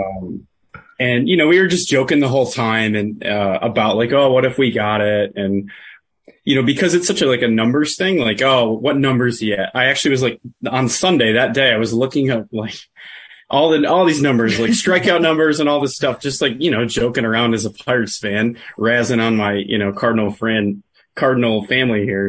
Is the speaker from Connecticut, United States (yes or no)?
no; Buffalo, New York, United States; Born and raised in Buffalo, New York, but my dad's from Pittsburgh